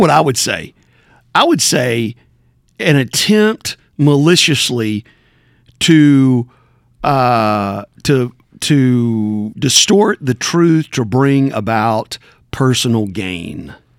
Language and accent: English; Backwoods, Tennessee, United States; I'm from Backwoods, Tennessee